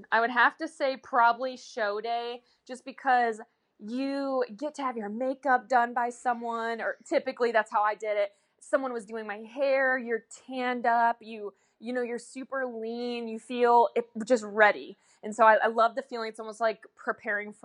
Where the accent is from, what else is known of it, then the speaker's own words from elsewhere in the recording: Michigan, United States; now in Florida, United States; I am originally from Michigan.